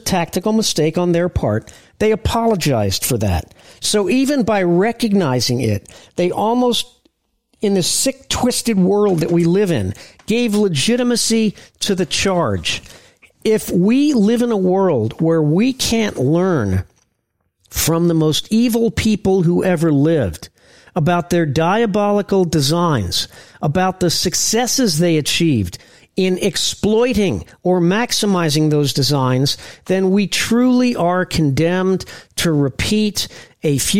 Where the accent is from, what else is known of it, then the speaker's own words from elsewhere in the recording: Indianapolis, Indiana, United States; I'm from Indianapolis